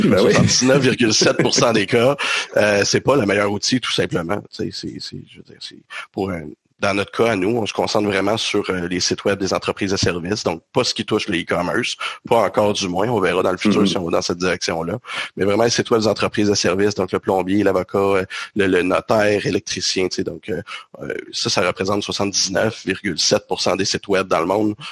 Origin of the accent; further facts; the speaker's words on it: Quebec, Canada; on est du Québec